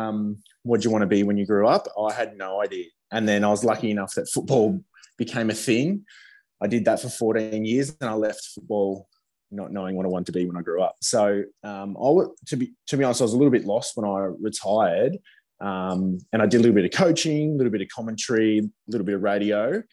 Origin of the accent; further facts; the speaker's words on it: Gold Coast, Queensland, Australia; I grew up in Queensland